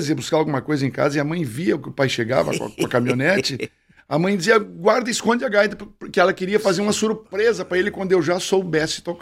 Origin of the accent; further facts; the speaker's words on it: Bom Jesus, Rio Grande do Sul, Brazil; Eu nasci em Bom Jesus.